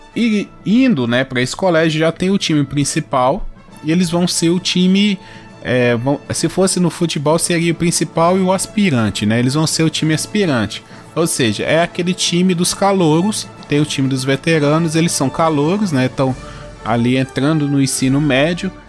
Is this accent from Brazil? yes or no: yes; Brazil; eu que sou brasileiro